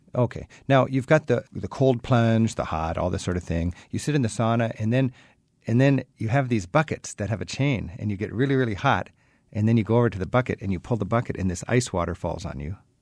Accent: United States; I'm an American

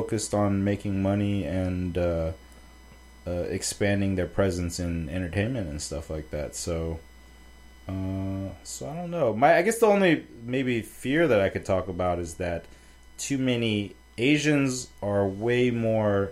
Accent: United States; I'm just American

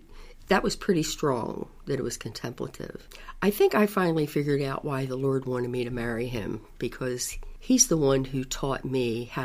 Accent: Baltimore County, Maryland, United States; I was born in Baltimore City, and about the age of 5, I moved to Baltimore County

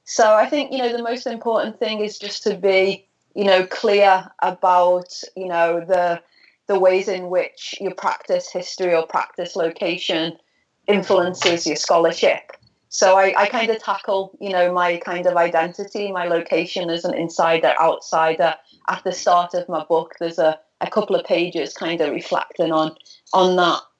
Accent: Liverpool, North West England, United Kingdom; I'm from Liverpool. I'm from Liverpool, yeah, in ah. the northwest of England.

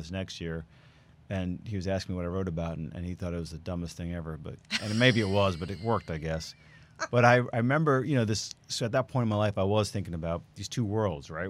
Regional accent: New York, United States; moved away as an adult; now in Houston, United States; I'm from New York, born and raised. We moved here about 11 years ago now

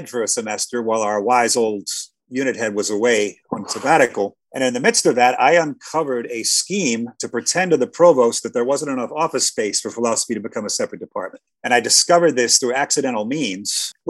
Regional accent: Iowa, United States; moved away as an adult; also born or lived in Chicago; now in Cairo, Egypt; I grew up in Iowa, so I'm used to gloomy winters and cold winters

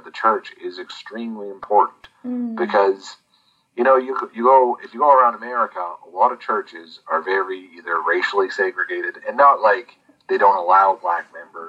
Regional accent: New York, United States; when I was growing up in New York

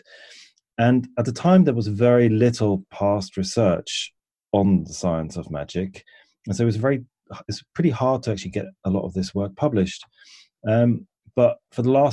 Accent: Switzerland; moved away as an adult; now in England; And I grew up in Switzerland, and at the age of about 19, I moved to England

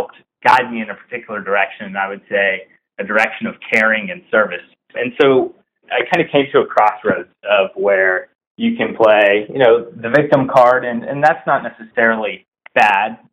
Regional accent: North Carolina, United States; So I was born and raised in Whiteboards, North Carolina

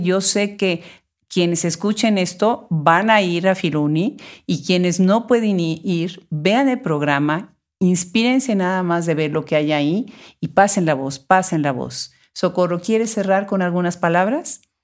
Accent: Puebla, Mexico; en Puebla, que es mi ciudad natal

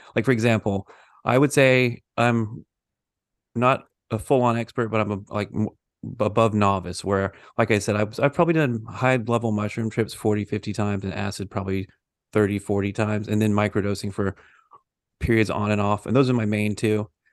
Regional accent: the South, United States; I grew up Baptist in the South

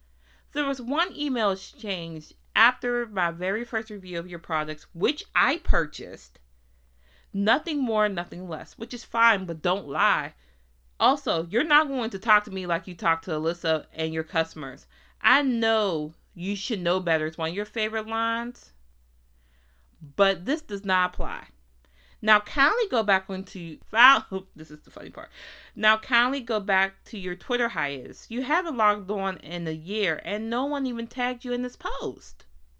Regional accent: Nigeria; now in United States; founder of Juvia's Place. I'm originally from Nigeria, but based in the United States with my family.

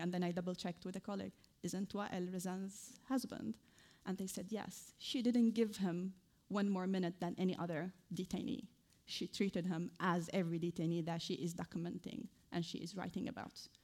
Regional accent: Idlib, Idlib Governorate, Syria; moved away as an adult; also born or lived in Damascus; now in United Kingdom; I was raised in a very conservative town. I think many of you who follow Syria news know it. It's named Idlib

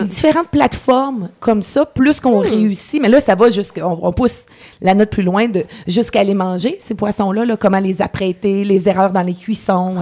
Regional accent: Coaticook region, Quebec, Canada; je suis revenue de Québec ici

